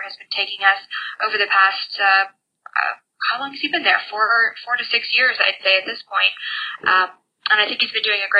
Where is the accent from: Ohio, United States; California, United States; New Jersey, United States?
Ohio, United States; Lakewood; I was born in Lakewood, Ohio. It's a fairly densely populated city bordering Cleveland on the west. And born into a small house with a lot of people in it, four generations. And so I had an interesting childhood growing up